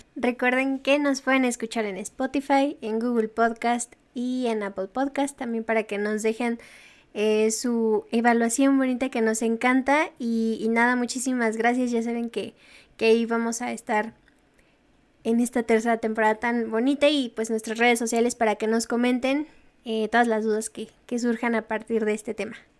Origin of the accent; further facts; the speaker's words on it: Mexico; como ciudadanos mexicanos